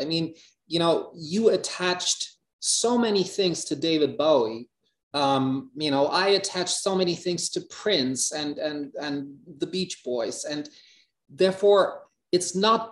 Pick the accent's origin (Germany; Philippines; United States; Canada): Germany; Hamburg; English is a second language; life in Hamburg, which I at that point did not like too much